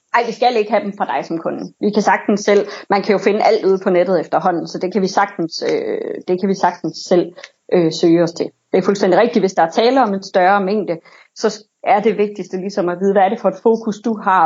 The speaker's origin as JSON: {"language": "Danish", "town": "Silkeborg", "region": "Central Denmark Region", "country": "Denmark", "said": "Jeg kommer fra Silkeborg"}